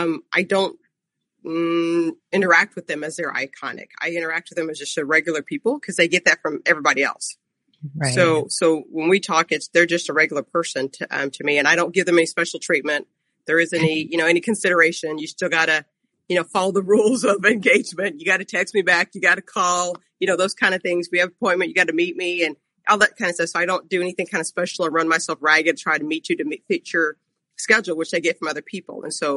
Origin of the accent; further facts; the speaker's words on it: Ghana; now in United States; So I'm actually originally from Ghana, and when I came to the United States was in the late 70s